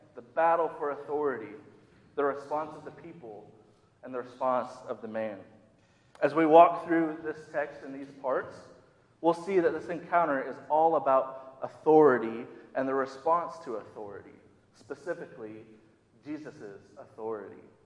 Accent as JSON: {"language": "English", "region": "Minnesota", "country": "United States", "tie": "born or raised there", "moved": "yes", "lives_now": "the South, United States", "said": "I grew up in the Midwest, more specifically in Minnesota."}